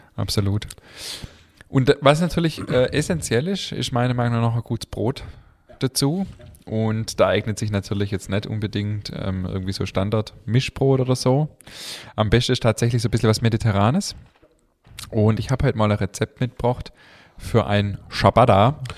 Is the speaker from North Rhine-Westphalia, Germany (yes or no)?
no; Swabia, Baden-Württemberg, Germany; accent: Swabian; unseren schwäbischen Dialekt